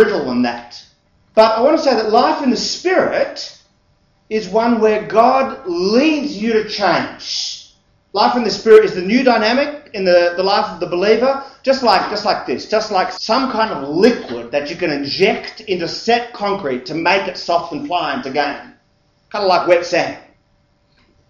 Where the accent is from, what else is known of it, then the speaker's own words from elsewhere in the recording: Sydney, New South Wales, Australia; the home I grew up in West Ryde